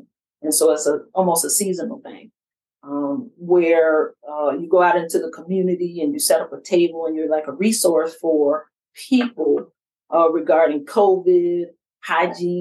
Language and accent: English; Savannah, Georgia, United States; moved away as an adult; I grew up on the east side of Savannah.